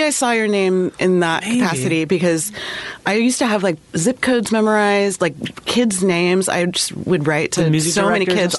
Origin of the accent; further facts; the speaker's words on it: Northern California, United States; moved away; also born or lived in Oakland, California / Boonville, California / Olympia, Washington / Portland; I'm from Northern California.